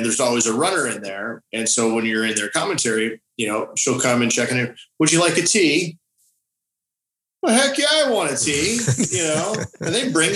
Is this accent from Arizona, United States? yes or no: yes; Phoenix, Arizona, United States; moved away; also born or lived in El Paso, Texas; I was born in Phoenix